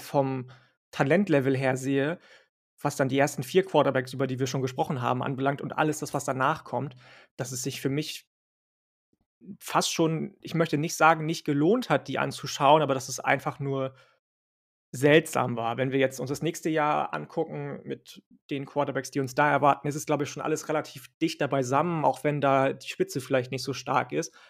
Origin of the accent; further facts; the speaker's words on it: Northern Germany, Germany; ich bin ja Norddeutscher